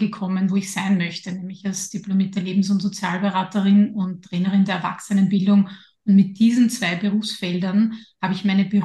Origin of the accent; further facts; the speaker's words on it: Lower Austria, Austria; now in Vienna, Austria; Ich bin ja in Niederösterreich aufgewachsen. Da war ich dann auch lange Zeit dabei, bevor mich mein Weg dann nach Wien geführt hat.